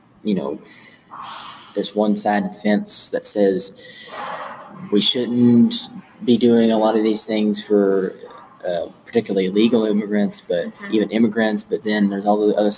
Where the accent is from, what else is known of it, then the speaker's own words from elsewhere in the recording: Gate City, Virginia, United States; I had a civics class back in middle school when I was over in Gate City.